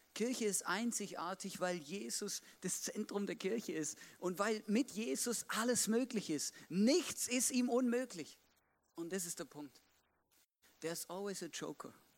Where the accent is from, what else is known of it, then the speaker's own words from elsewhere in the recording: Swabia, Baden-Württemberg, Germany; moved away; Es gibt auch da, wo ich aufgewachsen bin, so Kartenspiele